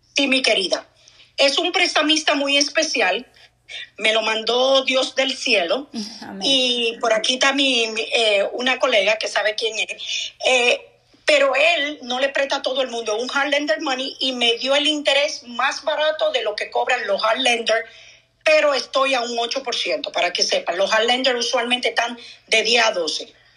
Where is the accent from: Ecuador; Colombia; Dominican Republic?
Dominican Republic; moved away; soy dominicana yo tengo familia en República